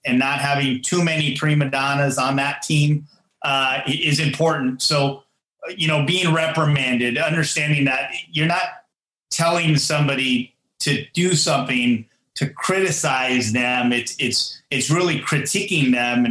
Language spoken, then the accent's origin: English; Fremont, California, United States; in my hometown, still in Fremont